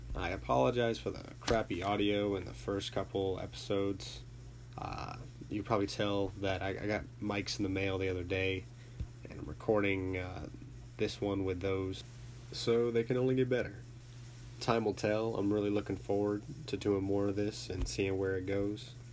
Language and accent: English; Charlotte, North Carolina, United States; I was born and raised in Charlotte, North Carolina